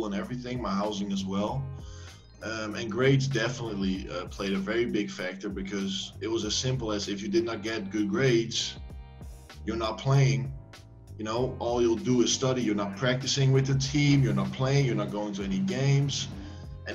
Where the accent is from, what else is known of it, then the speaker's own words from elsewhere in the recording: Netherlands; moved away as an adult; also born or lived in Riverside, California, United States; now in Spain; I'm from the Netherlands